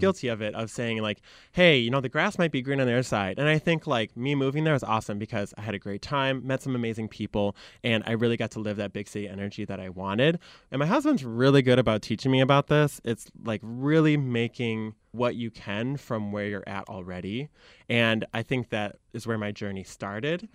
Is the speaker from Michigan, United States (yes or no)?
yes; Michigan, United States; accent: Michigan; moved away as an adult; also born or lived in Chicago; I grew up in Michigan